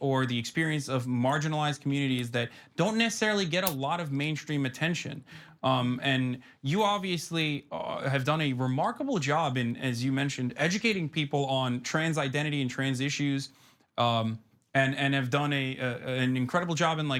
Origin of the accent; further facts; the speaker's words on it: Turkey; moved away; because I didn't grow up in America. I grew up in Turkey